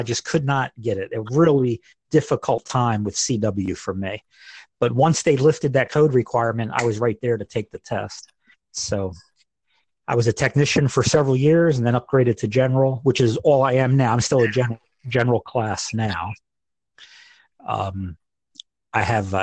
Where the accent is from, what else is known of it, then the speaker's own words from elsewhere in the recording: New Jersey, United States; moved away as an adult; now in Evansville, United States; I live in Evansville, Indiana. I've lived here for about 10 years now, but I'm originally from New Jersey